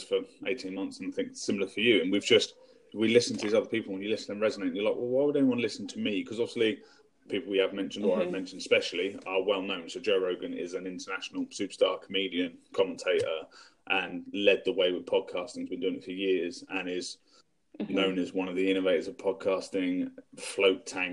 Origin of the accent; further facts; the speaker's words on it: England, United Kingdom; I am English. So I'm UK.